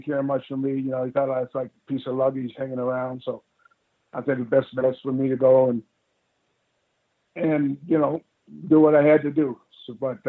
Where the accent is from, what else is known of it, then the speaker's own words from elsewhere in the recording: Canada; being Canadian.